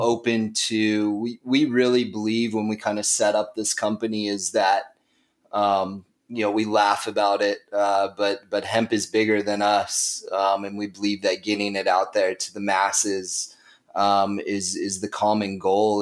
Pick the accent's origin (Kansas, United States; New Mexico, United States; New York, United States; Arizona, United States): Arizona, United States; Flagstaff; also born or lived in Nicaragua; now in Phoenix, United States; I'm originally from Flagstaff, Arizona